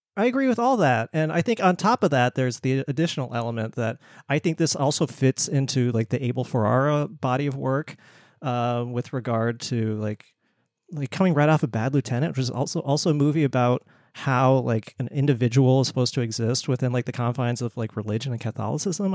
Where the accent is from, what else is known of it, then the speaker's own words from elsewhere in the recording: Bangkok, Thailand; moved away; I was born in Bangkok